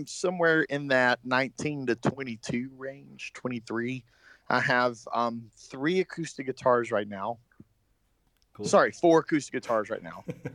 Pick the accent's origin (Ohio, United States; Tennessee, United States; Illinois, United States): Tennessee, United States; Yeah, I am from Tennessee.